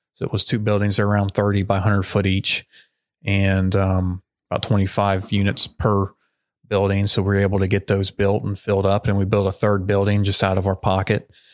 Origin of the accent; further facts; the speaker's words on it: Madison, United States; moved away as an adult; also born or lived in Lynchburg, Virginia; I grew up in Madison, um, moved to Lynchburg, Virginia, kind of followed my brother there to Liberty University